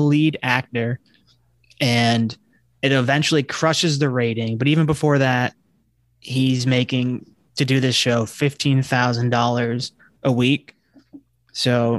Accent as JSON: {"language": "English", "region": "Northeast", "country": "United States", "said": "We're from the Northeast"}